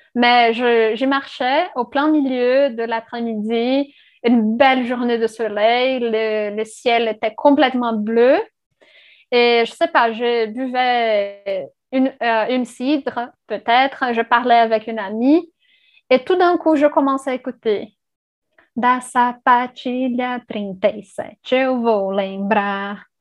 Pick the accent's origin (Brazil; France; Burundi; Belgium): Brazil; first language Portuguese; French is a second language; moved away; je viens du Brésil.